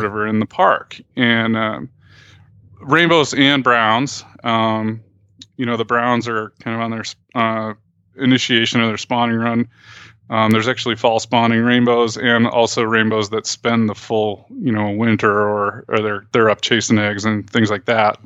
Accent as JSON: {"language": "English", "region": "New York", "country": "United States", "tie": "born or raised there", "also_born_or_lived": "Oregon / Montana", "moved": "yes", "lives_now": "Helena, United States", "said": "where I grew up back in New York"}